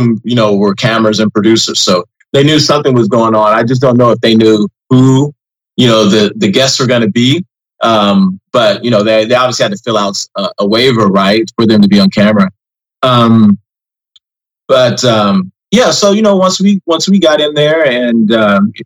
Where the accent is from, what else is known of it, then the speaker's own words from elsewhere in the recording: Southern Illinois, United States; also born or lived in Indianapolis, Indiana / Miami, Florida; now in Washington DC area, United States; Grew up in Southern Illinois